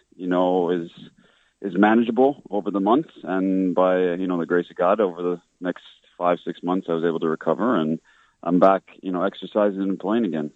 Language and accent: English; Regina, Saskatchewan, Canada; I was born in Regina, Saskatchewan, very uh, Catholic area of Saskatchewan